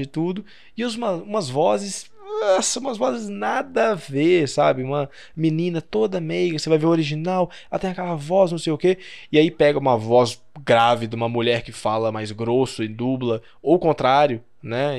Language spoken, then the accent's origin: Portuguese; Brazil; Eu sou brasileiro